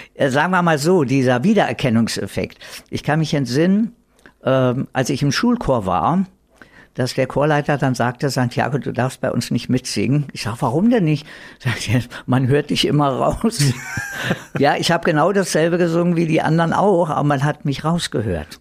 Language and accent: German; Berlin, Germany; accent: Berlin dialect; also born or lived in Madrid, Spain; ich bin dann praktisch hier im alten Westberlin als Westberliner groß geworden